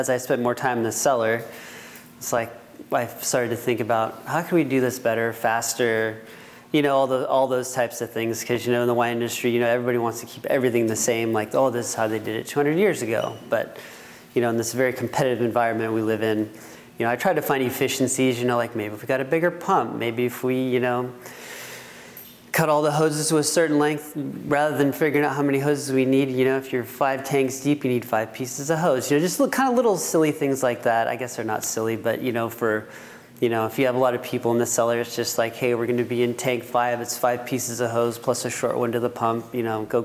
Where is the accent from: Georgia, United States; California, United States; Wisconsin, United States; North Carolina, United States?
California, United States; Healdsburg; moved away; also born or lived in Fresno, California; I grew up in Hillsburg, California. Went to Hillsburg High School.